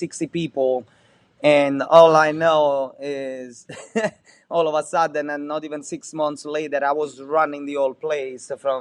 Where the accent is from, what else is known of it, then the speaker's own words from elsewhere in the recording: Amalfi Coast, Campania, Italy; English is a second language; moved away as an adult; now in Naples, Florida, United States; I grew up on the Amalfi Coast